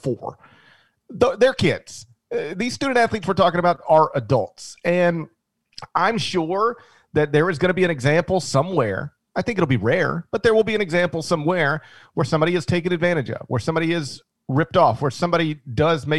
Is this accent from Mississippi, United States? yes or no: yes; Mississippi, United States; I'm from Mississippi, the first college graduate in my family